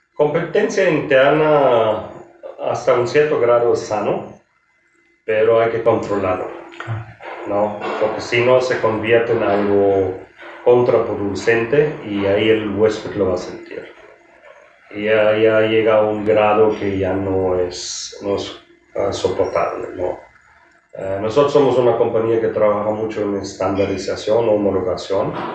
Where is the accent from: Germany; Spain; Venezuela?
Germany; moved away as an adult; now in Mexico; soy de origen alemán em, y tengo la hotelería ya un poco más que 35, 36 años. Eh, inicié en la, cocina, ahí me, donde me capacité en, Alemania